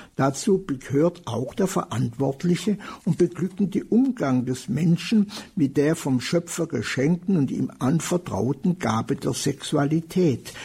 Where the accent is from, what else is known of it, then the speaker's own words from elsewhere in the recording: Germany; bei uns in Deutschland